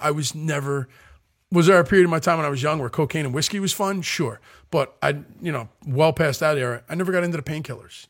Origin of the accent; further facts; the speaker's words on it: Philadelphia, Pennsylvania, United States; I'm from South Philadelphia